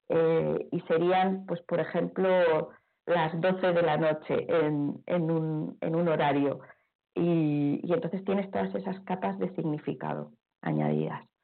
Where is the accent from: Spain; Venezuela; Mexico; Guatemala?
Spain; Palma, Balearic Islands; born there; es por eso que intento regenerar a la diosa de mi tierra, de donde he nacido, para que lo que el lugar donde vivo sea tan sagrado como otros lugares. Ya sé que el otro tiene más glamour, seguro que tiene mucho más glamour eh, ser chamana india. Ya mm, lo siento, pero es que has nacido en Palma de Mallorca.